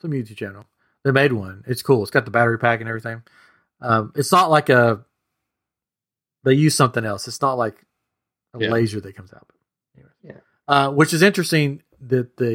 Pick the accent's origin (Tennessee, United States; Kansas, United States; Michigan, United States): Tennessee, United States; I'm from Tennessee